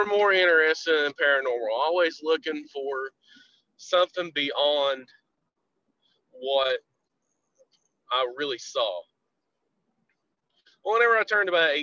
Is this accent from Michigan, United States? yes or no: no; Southern West Virginia, United States; from Southern West Virginia.